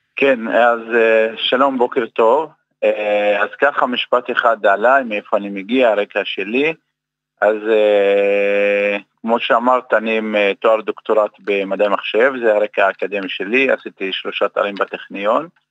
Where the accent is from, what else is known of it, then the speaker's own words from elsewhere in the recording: Umm al-Fahm, Haifa District, Israel; moved away as an adult; אני במקור מאום אל-פחם